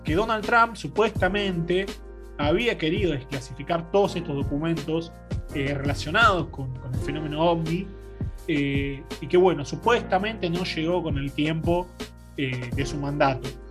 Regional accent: Argentina; nosotros como Argentina

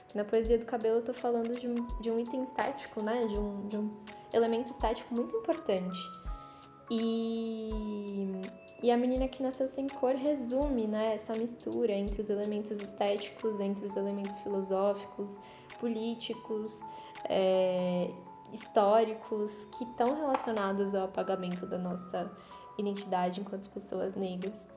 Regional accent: São Paulo, Brazil; a minha relação com a cidade, assim, com São Paulo, estava muito circunscrita a Zona Leste, a minha quebrada

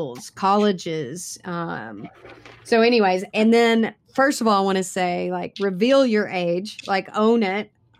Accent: Kentucky, United States; I grew up in a small all white town in Kentucky

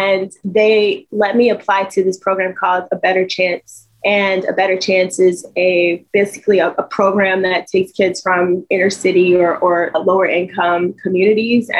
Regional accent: Dayton, Ohio, United States; I grew up in Dayton, Ohio.

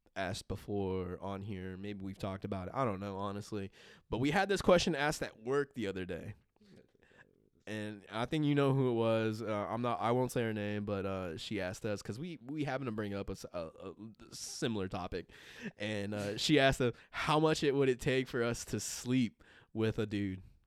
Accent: Los Angeles, California, United States; being from L A and everything like that, um, they were in L A when, I think they were, they were in L A when I was born, and so, like, you know, just, I grew up around Raiders, um, everybody in L A was still a Raiders fan.

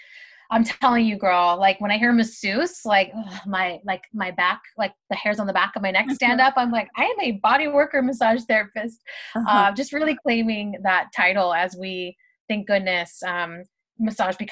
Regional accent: Southern California, United States; also born or lived in Bay Area, California; I moved home from the Bay Area back to Southern California

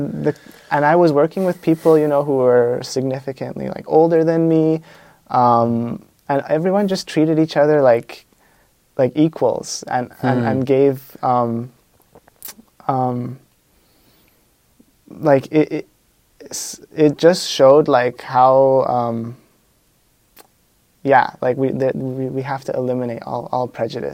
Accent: Canada; I came from Canada

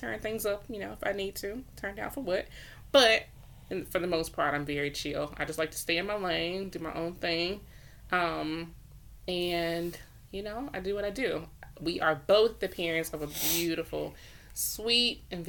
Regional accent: Winnsboro, South Carolina, United States; moved away as an adult; now in Rock Hill, United States; I am from Winsboro, South Carolina

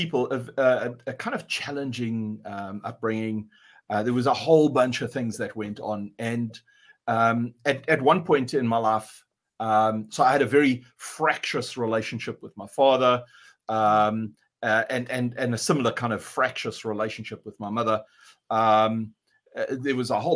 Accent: South Africa; now in Exeter, United Kingdom; I'm South African, not a New Zealander or an Australian, like I've been accused of recently. So I live down in Exeter

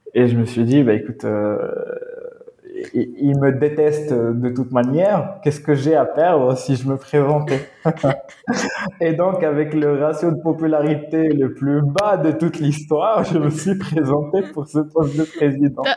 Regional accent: Morocco; Je m'identifie en tant que Marocain, euh, Amazir, africain, arabe, musulman

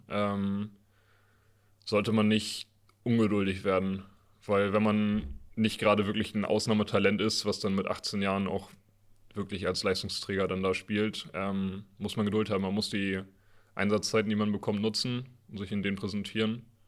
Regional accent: Northern Germany, Germany; als Norddeutscher

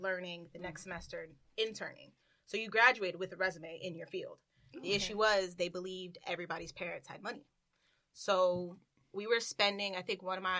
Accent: Kissimmee, Florida, United States; moved away as an adult; now in New York, United States; I am from a little known town called Kissimmee, Florida, a.k.a. Disney World

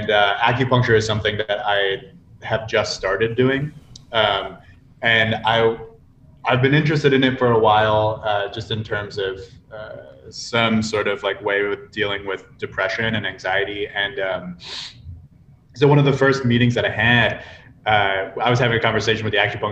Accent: Virginia, United States; moved away as an adult; also born or lived in Mongolia; now in San Diego, United States; I'm from Virginia

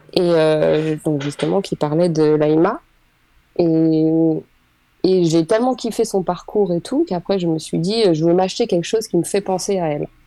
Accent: Île-de-France, France; moved away as an adult; also born or lived in Oise, France; now in Senlis, France; moi j'ai grandi en Ile-de-France

